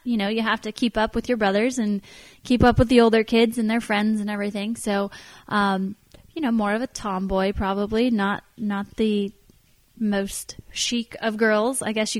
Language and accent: English; Sonoma, California, United States; Born and raised on my family's ranch in Sonoma, in Sonoma Valley to be exact